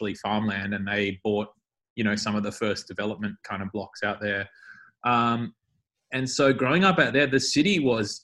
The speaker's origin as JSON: {"language": "English", "town": "Melbourne", "region": "Victoria", "country": "Australia", "tie": "born or raised there", "said": "my friends who I grew up with in West Meadows were like especially special, because I feel like we shared that, you know, we were from that suburb."}